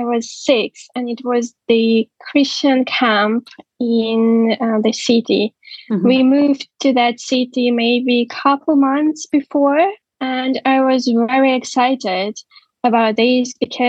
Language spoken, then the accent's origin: English; Ukraine; moved away as an adult; now in England; So, I grew up and I was born in Ukraine. Because of my father's job, we moved several times in different cities in Ukraine.